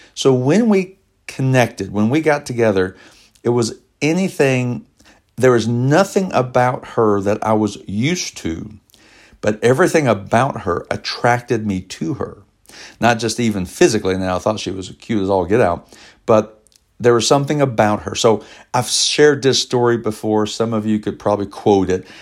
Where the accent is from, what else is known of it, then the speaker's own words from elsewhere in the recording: Elizabethtown, Kentucky, United States; we worked together in Elizabethtown, Kentucky, my hometown